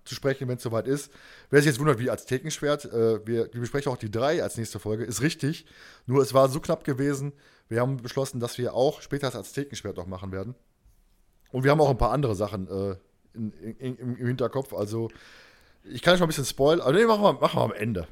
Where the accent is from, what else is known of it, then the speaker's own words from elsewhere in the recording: Germany; wir als Deutsche